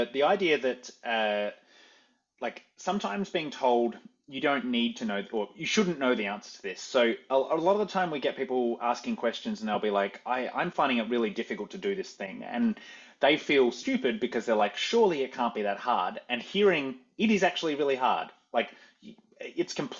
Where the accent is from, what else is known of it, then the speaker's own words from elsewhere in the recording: Australia; moved away as an adult; now in New York City, United States; I came from Australia